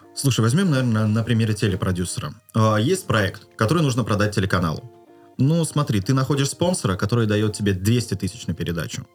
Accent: Kaliningrad, Kaliningrad Oblast, Russia; в моем родном городе Калининграде был уникальный медицинский колледж

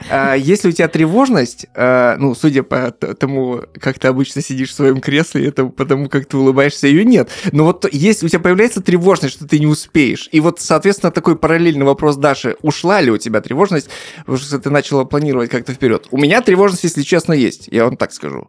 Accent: Russian Far East, Russia; moved away; я с Дальнего Востока.

